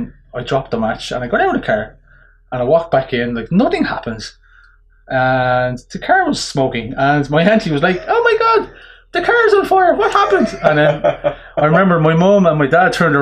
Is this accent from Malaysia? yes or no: no; Dublin, Leinster, Ireland; moved away as an adult; now in Drogheda, Ireland; I'm from Ballyfermot at Dublin